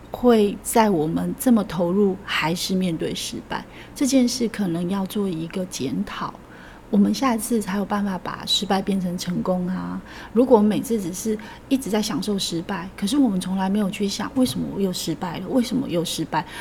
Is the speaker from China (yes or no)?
no; countryside of central-southern Taiwan, Taiwan; 我来自一个中南部的乡下